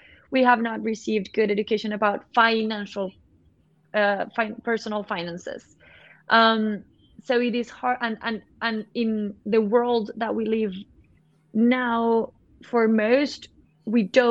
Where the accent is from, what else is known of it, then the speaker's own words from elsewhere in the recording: Colombia; I'm from Colombia